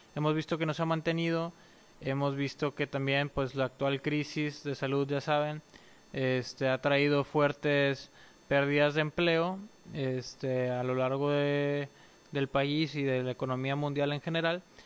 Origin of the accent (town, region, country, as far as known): Mexico